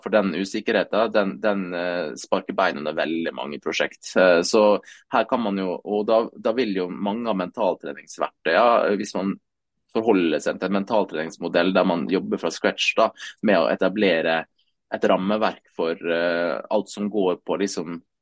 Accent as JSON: {"language": "Norwegian", "area": "Sunnmøre", "region": "Møre og Romsdal", "country": "Norway", "tie": "born or raised there", "said": "jeg er jo sunnmøring tross alt, så liksom vokste opp litt med den der entreprenørskapsbiten"}